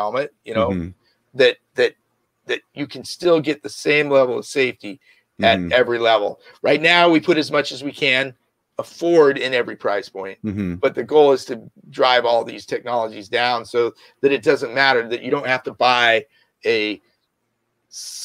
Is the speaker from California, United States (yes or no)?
yes; San Jose, California, United States; also born or lived in Los Angeles; I grew up right here in the Bay Area, San Jose